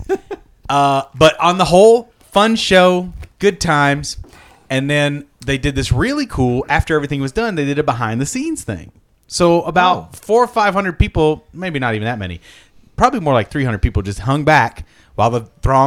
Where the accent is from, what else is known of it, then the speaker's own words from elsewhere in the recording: Ohio, United States; I grew up in Ohio